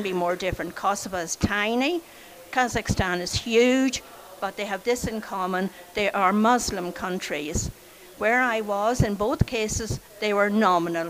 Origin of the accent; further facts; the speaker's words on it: Sligo, Connacht, Ireland; I was born in Sligo in 1941